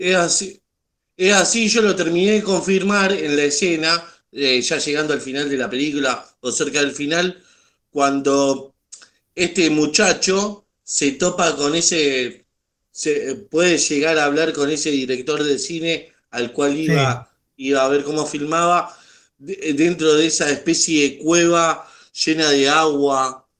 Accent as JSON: {"language": "Spanish", "country": "Argentina", "said": "yo como argentino"}